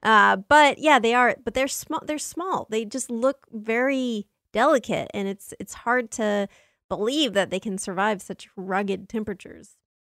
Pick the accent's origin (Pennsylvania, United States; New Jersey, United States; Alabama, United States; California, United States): California, United States; Southern; I grew up in Southern California